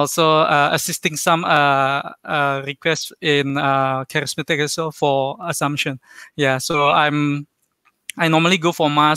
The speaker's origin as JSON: {"language": "English", "region": "Jakarta", "country": "Indonesia", "also_born_or_lived": "Kuching, Malaysia", "moved": "as an adult", "lives_now": "Kuala Lumpur, Malaysia", "said": "I'm originally from Jakarta, Indonesia. So, basically, already stay in Malaysia more than 13 years."}